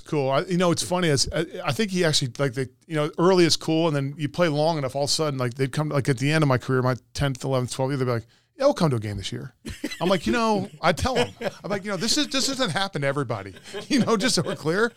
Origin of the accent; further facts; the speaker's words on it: Montgomery County, Maryland, United States; I was a multi-sport athlete growing up in Montgomery County.